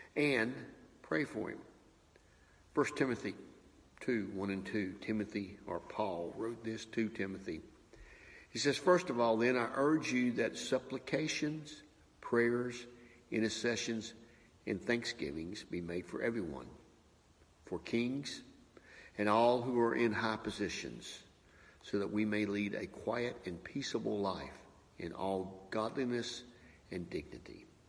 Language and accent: English; United States; as a Christian and I believe as an American